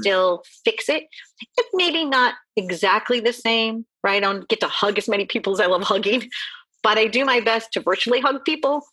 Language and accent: English; Midwest, United States; I grew up in the Midwest